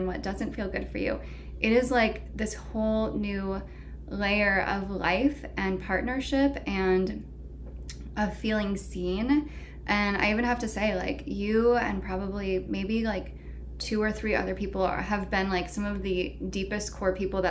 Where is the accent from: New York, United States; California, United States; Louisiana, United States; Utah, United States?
California, United States; the Bay Area; moved away as an adult; also born or lived in San Francisco / Los Angeles / San Diego; now in Asheville, United States; I grew up in the Bay Area, but I had been living consistently in San Francisco and then LA and then San Diego for the last 8 years